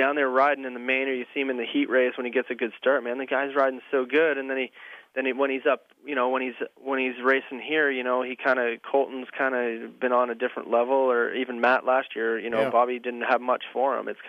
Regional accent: Alberta, Canada; I'm from Northern Alberta. You know what I mean?

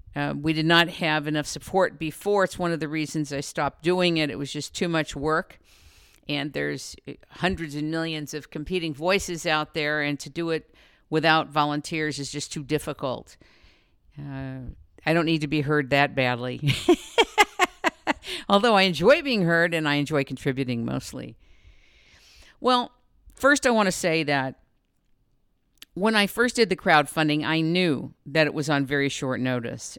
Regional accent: United States; I'm an American, I'm a woman

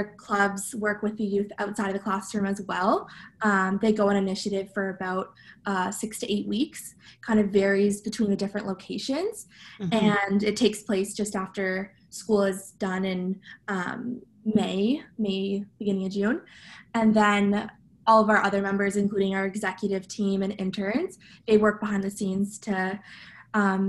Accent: Ottawa, Ontario, Canada; moved away as an adult; now in Kingston, Canada; I'm originally from Ottawa

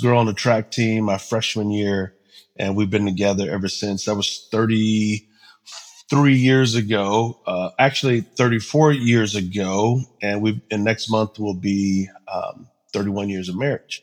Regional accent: San Antonio, Texas, United States; I'm originally from San Antonio, Texas. Mom was about 16 when she was pregnant with me, 17 when I was born. Dad was 19. Both of them had issues. Grandparents primarily raised me

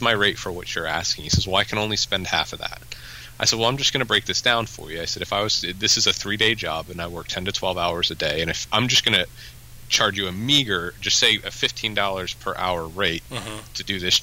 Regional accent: Southeast, United States; we're all people from the Southeast

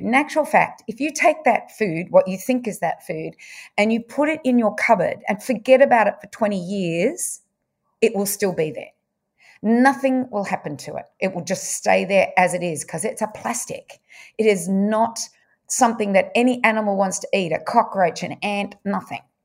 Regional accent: Bendigo, Victoria, Australia; also born or lived in Wangaratta; I was brought up in, well, I was born in Wangaratta, but brought up in Bendigo.

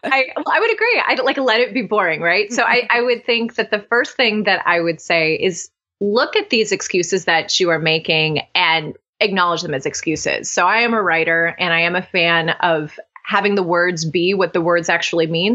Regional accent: Cleveland, Ohio, United States; now in Oxford, United States; I'm born and raised in Ohio, very proud Midwestern girl. And I now live in Oxford, Ohio, uh, Southwest Ohio, though I'm originally from Cleveland

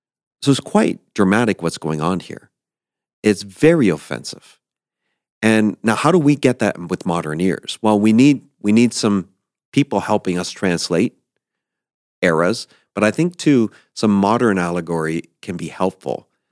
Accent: East Coast, United States; And I grew up on the East Coast in the ocean.

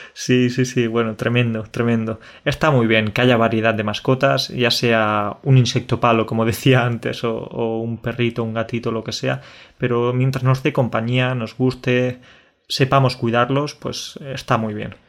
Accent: Spain; el dicho que tenemos en España

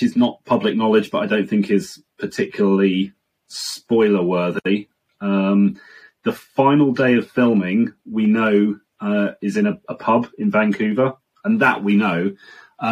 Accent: United Kingdom; being a Brit

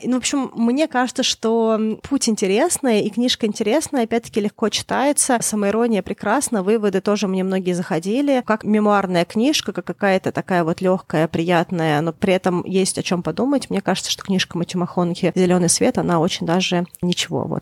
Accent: Moscow, Russia; я выросла в Москве в Строгино

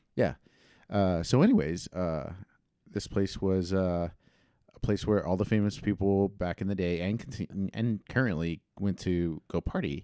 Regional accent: Houston, Texas, United States; moved away; also born or lived in Los Angeles / San Jose; I'm from Houston

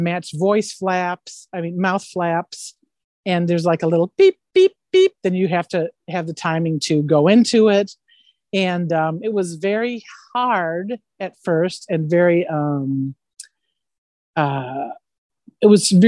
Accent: Illinois, United States; moved away as an adult; also born or lived in Santa Maria, California; I'm from Illinois and I was trained in theater

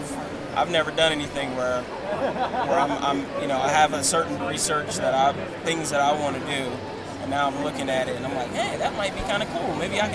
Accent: South Carolina, United States; moved away as an adult; now in Kingston, Canada; I'm from South Carolina in a very warm climate, so that's what I'm used to, but cold is something I got to get used to.

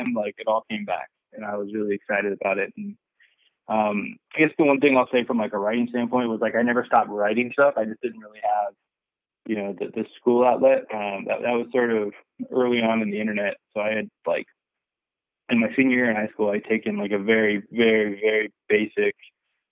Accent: Bay Area, California, United States; I was growing up in the Bay Area

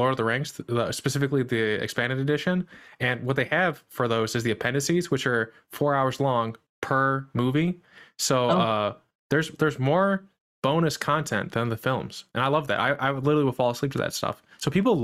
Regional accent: Midwest, United States; I'm from the Midwest

